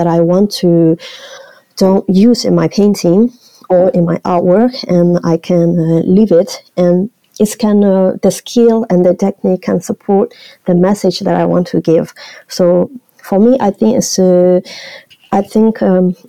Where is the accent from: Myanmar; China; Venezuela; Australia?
Myanmar; Shan State; English is a second language; moved away; also born or lived in Mandalay, Myanmar; I was born in Chiang State, really a small town, and I still go back this town to go and visit my cousin and my grandparents